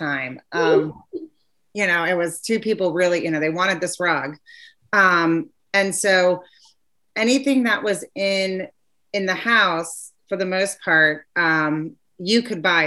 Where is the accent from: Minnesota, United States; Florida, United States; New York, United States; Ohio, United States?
Ohio, United States; moved away; I grew up in Ohio